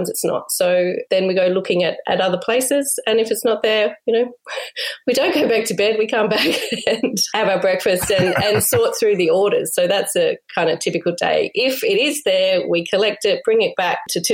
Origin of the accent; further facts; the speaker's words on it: Sydney, New South Wales, Australia; moved away; But I grew up in Sydney